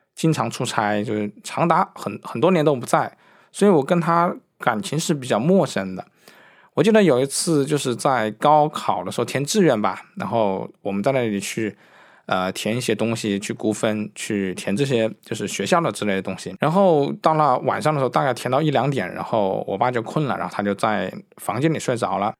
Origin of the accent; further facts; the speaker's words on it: Wuhan, Hubei, China; now in Beijing, China; 我生活主要在北京生活，呃，我的家乡是武汉，呃，当我在北京生活的话，因为生活节奏也很快，然后我在北京也定居了，所以基本上来说我是不太会，回去武汉的